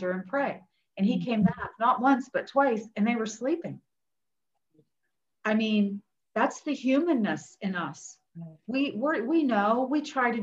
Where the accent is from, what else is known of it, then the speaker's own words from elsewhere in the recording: West Virginia, United States; we're from West Virginia, daughter of a steel worker, you know, and a homemaker